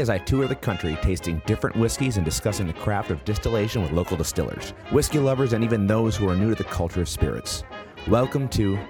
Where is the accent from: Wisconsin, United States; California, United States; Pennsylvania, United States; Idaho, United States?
Wisconsin, United States; my listeners know I'm from Wisconsin, born and raised, and I've been up to Door County my entire childhood. My grandparents retired up here 20-some years ago.